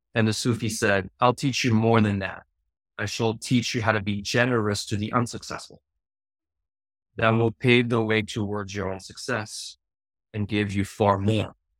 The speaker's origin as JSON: {"language": "English", "town": "Paris", "region": "Île-de-France", "country": "France", "tie": "born or raised there", "moved": "yes", "said": "I grew up in Paris"}